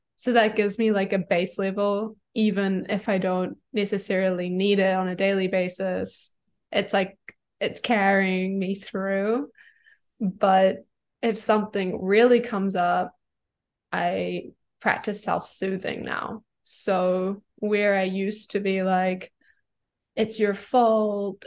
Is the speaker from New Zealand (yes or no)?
yes; New Zealand; moved away as an adult; I kind of moved away from my hometown in New Zealand, which is where I'm originally from